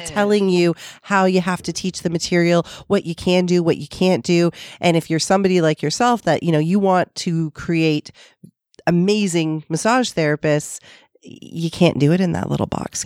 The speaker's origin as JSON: {"language": "English", "town": "Toronto", "region": "Ontario", "country": "Canada", "tie": "born or raised there", "said": "I was born and raised in um, the most multicultural part of Toronto. Um, I'm from the East End"}